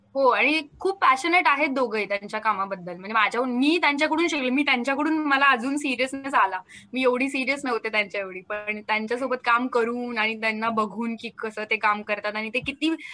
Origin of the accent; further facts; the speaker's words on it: Maharashtra, India; first language Marathi; मी महाराष्ट्रीयन आहे मी मराठी आहे मला आवडते माझी मातृभाषा